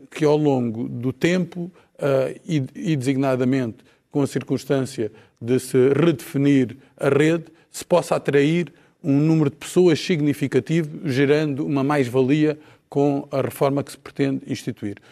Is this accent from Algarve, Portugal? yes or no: yes; Algarve, Portugal; eu sou do Algarve